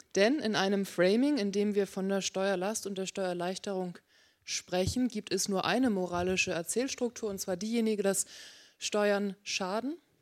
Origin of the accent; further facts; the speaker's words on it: Hamburg, Germany; moved away as an adult; now in Berkeley, United States; gebürtige Hamburgerin